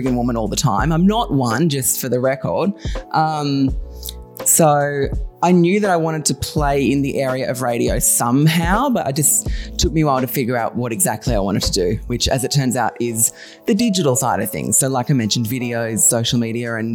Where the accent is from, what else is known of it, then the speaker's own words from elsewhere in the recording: Bogan Gate, New South Wales, Australia; now in Sydney, Australia; I grew up in a town called Bogan Gate, super tiny, super rural